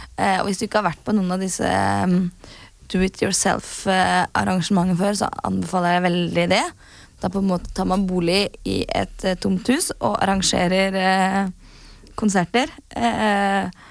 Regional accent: Norway; vi er jo fra Norge

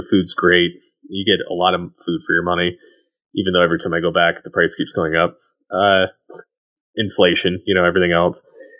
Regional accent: Michigan, United States; now in Colorado, United States; I moved from Michigan to Colorado for work, and there was a restaurant called Italia Garden in Flint, Michigan that my wife and I like to eat at.

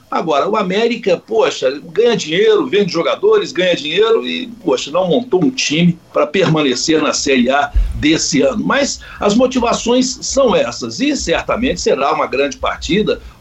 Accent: Minas Gerais, Brazil; eu, eu, eu, sou bem mineiro, viu?

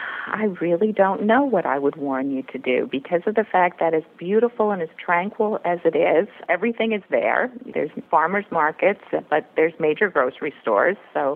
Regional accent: Maryland, United States; now in Manhattan, United States; I grew up in Maryland, and we actually vacationed in the Outer Banks since we were kids.

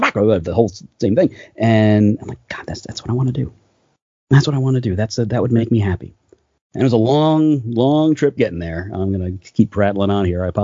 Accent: New York City, New York, United States; moved away as an adult; also born or lived in Astoria, Queens / Forest Hills, Queens; now in Burbank, United States; I grew up in Queens, New York, right around the Flushing area of Queens

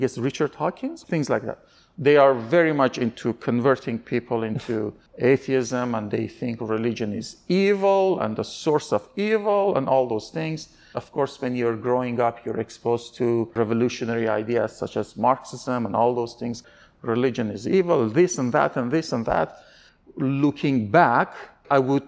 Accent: Iran; I'm an Armenian, but I was born in Iran.

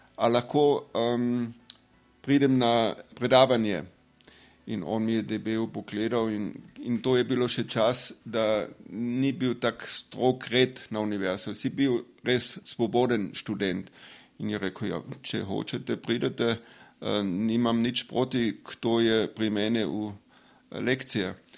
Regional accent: Drava Valley, western Carinthia, Austria; Slovenian is a second language; moved away as an adult; now in Slovenia; rojen sem na Travski dolini, to je um, zahodni del Koroška

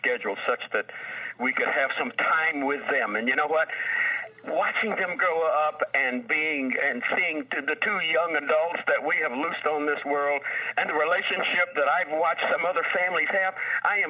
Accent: Danville, Kentucky, United States; now in Louisville, United States; my hometown of Danville, Kentucky

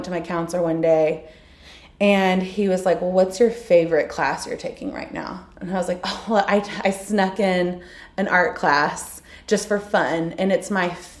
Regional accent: Houston, Texas, United States; I'm from Houston, and I went to TCU as a studio art major

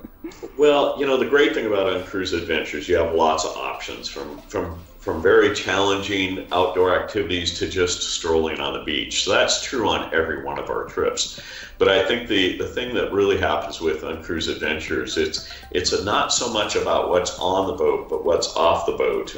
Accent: Juneau, Alaska, United States; in Juneau, Alaska, my hometown

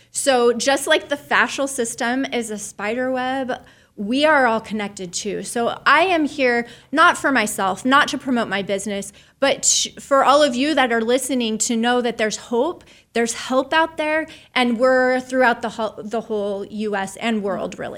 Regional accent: Soldotna, Alaska, United States; I was raised in Soldotna, Alaska, on the Kenai Peninsula.

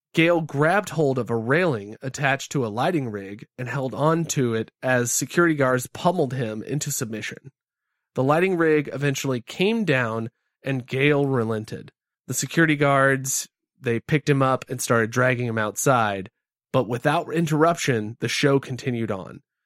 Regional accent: the South, United States; I'm from the South and I have a slow cadence of talk

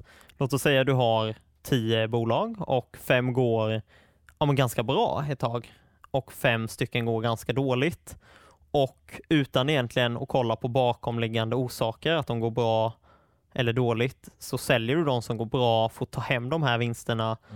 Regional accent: Småland, Sweden; det grundar ju sig mycket i att jag är från Småland och det var de bolagen jag hade störst möjlighet att besöka

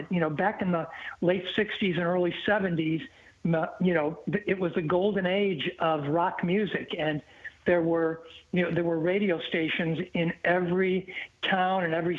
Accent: Illinois, United States; moved away; Yeah, good to be heard in my home state of Illinois, man.

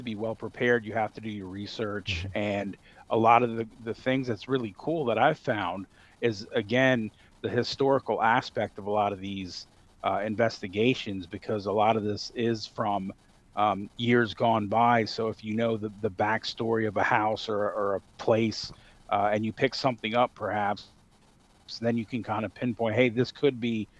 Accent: Northern Virginia, United States; also born or lived in Evanston, Illinois; my house that I grew up in Northern Virginia

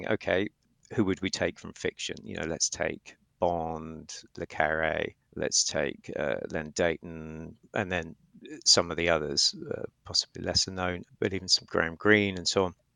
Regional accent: London, United Kingdom; I'm from London. I grew up there.

